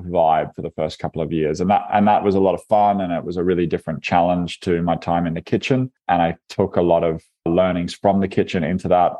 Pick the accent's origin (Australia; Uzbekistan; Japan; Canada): Australia; Byron Bay, New South Wales; moved away; I'm from a little town called Byron Bay, which is a shire on the far east coast of Australia